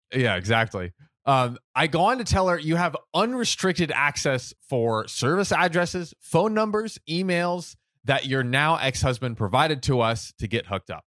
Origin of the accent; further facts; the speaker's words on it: United States; I'm American